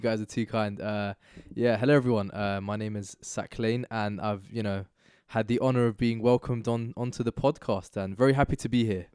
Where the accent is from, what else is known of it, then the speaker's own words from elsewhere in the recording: United Kingdom; there are things about me which are inherently, like, innately British, and then there are also parts of me which are, like, Pakistani